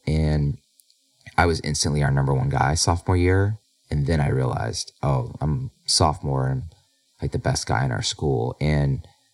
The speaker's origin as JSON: {"language": "English", "region": "Illinois", "country": "United States", "tie": "born or raised there", "said": "I grew up in Illinois"}